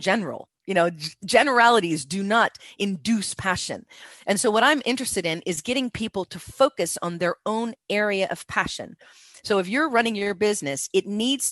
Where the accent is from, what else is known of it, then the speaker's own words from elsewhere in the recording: United States; moved away; I'm from America